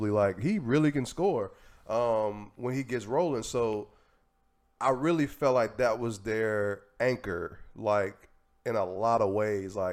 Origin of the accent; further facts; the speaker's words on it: Tennessee, United States; I mean, I'm from Tennessee.